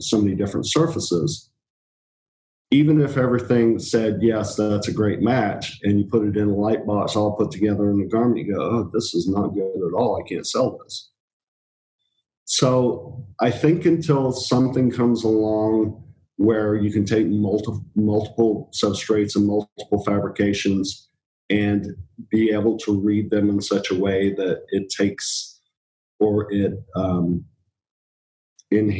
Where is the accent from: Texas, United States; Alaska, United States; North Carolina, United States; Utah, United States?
North Carolina, United States; also born or lived in England; I grew up in North Carolina